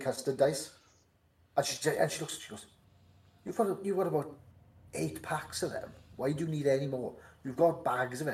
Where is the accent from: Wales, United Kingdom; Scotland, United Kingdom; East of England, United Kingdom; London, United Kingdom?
Wales, United Kingdom; Welsh; accent: Welsh; my miserable Welsh accent